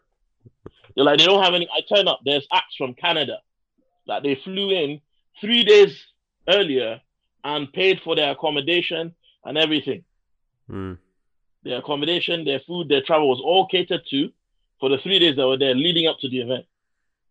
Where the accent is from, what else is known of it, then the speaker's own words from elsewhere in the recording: Nigeria; English is a second language; I'm Nigerian